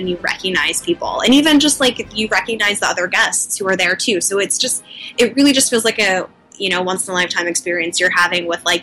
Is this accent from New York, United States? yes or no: yes; New York, United States; I come from New York